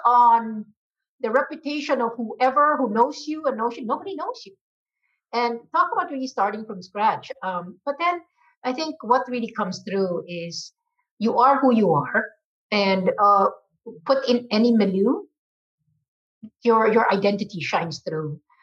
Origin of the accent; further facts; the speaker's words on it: Philippines; moved away as an adult; now in United States; I was born and raised in the Philippines from a Chinese family.